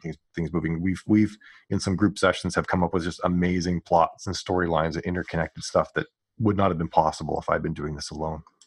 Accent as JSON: {"language": "English", "region": "Western Canada", "country": "Canada", "tie": "born or raised there", "said": "I grew up in Ca-, Western Canada"}